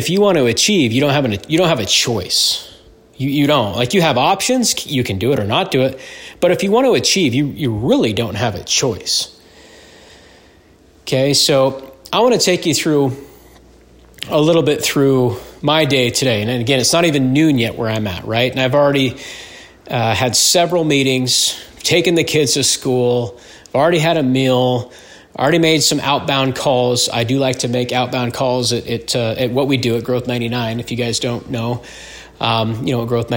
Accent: Utah, United States; moved away as an adult; I'm born and raised in Utah

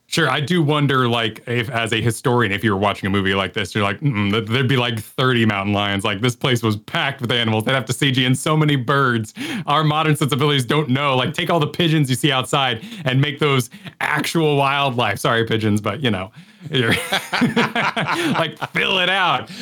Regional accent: New Mexico, United States; growing up in New Mexico

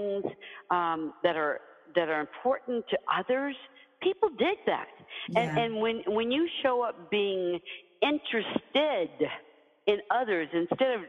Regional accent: Deep South, United States; as a kid, you know, growing up in the Deep South

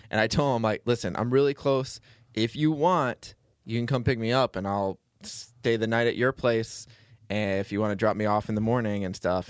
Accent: Florida, United States; I'm from Florida

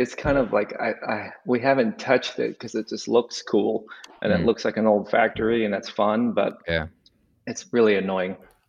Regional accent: Las Vegas, Nevada, United States; moved away as an adult; also born or lived in Provo, Utah; now in Kansas City, United States; I'm originally from Las Vegas. Lived there for 23 years until I guess 25 years until I went and started going to college. I went to UNLV in Las Vegas for a little bit, and then I transferred to BYU.

